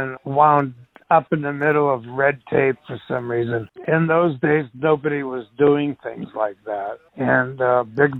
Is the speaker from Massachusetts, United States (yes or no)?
yes; Malden, Massachusetts, United States; moved away as an adult; My hometown, which is Malden, Mass.